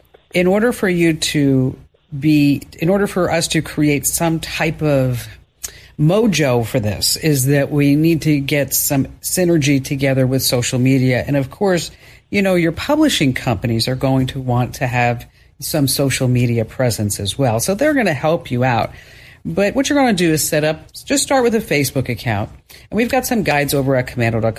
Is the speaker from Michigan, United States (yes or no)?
no; New Jersey, United States; I'm from New Jersey